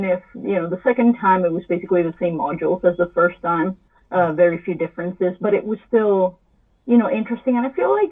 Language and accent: English; Italy; moved away as an adult; also born or lived in Boston; I'm from Italy and I wanted to make a career with music. So I went to Berklee College of Music in Boston.